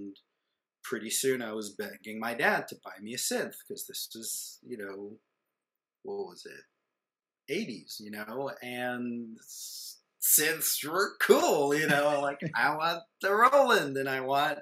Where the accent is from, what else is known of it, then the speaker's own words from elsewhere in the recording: Israel; moved away; growing up in Israel, when I was in kindergarten, my parents made me take piano lessons